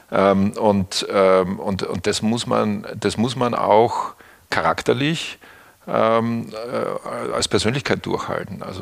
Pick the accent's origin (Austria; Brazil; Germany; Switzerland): Austria; moved away; Österreich aus, wo ich aufgewachsen bin, nach Hamburg geschickt haben